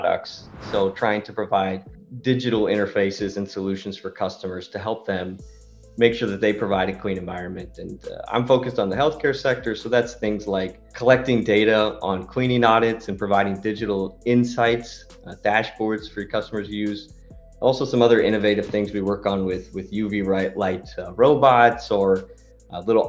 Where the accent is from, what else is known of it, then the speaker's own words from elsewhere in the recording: United States; moved away as an adult; also born or lived in Austria; now in Vienna, Austria; I'm an American guy, but I've been living in Austria the last 10 years